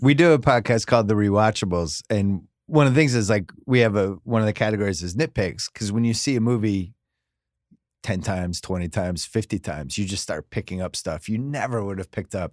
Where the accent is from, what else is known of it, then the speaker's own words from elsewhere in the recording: Boston, Massachusetts, United States; moved away; I'm from Boston